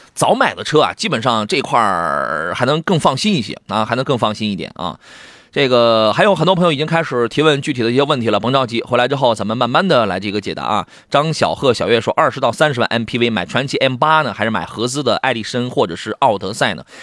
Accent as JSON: {"language": "Chinese", "town": "Qingdao", "region": "Shandong", "country": "China", "tie": "born or raised there", "said": "我老家吉莫城阳"}